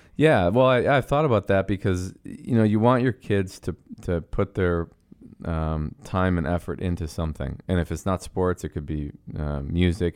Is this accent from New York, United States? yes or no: yes; Buffalo, New York, United States; moved away as an adult; also born or lived in Montreal, Canada; now in Chicago, United States; we moved to Buffalo from Montreal when I was six years old